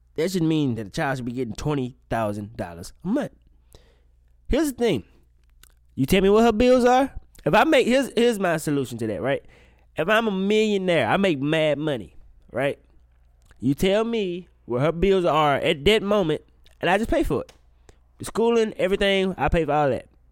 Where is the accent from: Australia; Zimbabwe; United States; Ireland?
United States; Mississippi; I'm from Mississippi